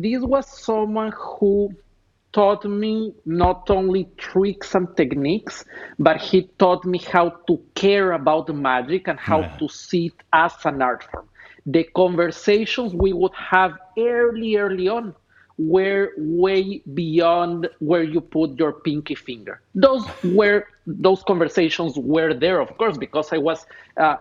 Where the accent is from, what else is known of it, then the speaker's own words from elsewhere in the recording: Ecuador; moved away as an adult; now in Los Angeles, United States; Born and raised in Ecuador